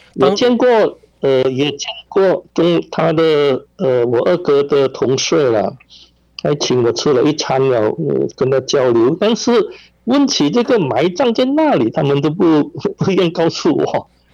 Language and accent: Chinese; Penang, Malaysia; also born or lived in Hainan, China; 我本身是在槟城出事。 但是，呃，我一岁的时候，我的父母就把我带回去海南，大概是七岁左右吧，就回来槟城。我去的时候，我， 我抵达海南的时候应该是一九四八年，呃，中了。那么离开海南大概是一九五四年这样